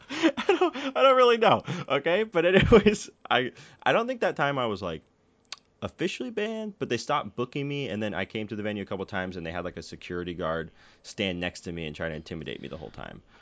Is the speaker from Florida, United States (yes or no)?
no; Danville, California, United States; I grew up in Danville, so I grew up from like the affluent suburb version sure. of the Bay Area.